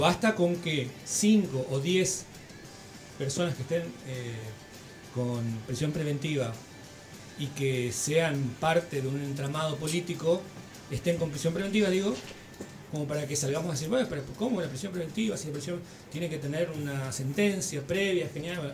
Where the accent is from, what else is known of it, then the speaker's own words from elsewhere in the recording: El Dorado, Misiones, Argentina; Yo, soy del Dorado